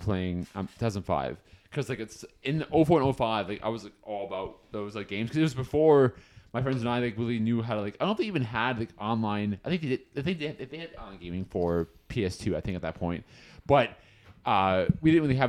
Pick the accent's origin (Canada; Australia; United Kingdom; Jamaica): Canada; I am Canadian